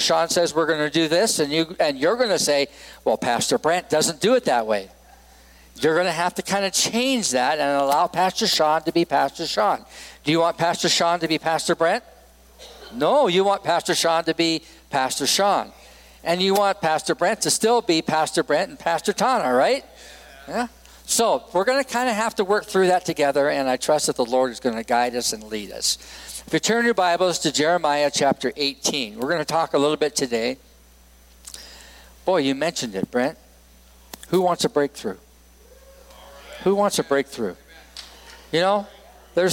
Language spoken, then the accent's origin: English; Edmonton, Alberta, Canada; moved away as an adult; also born or lived in Vancouver, British Columbia / Los Angeles, California; now in Laramie, United States; Edmonton, Alberta, Canada, which is my home and native land. I am a Canadian and an American, so I'm both